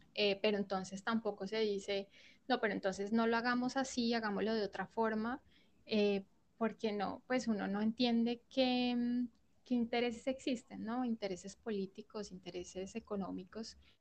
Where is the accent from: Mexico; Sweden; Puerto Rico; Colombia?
Colombia; hace parte de nuestra cultura como colombianos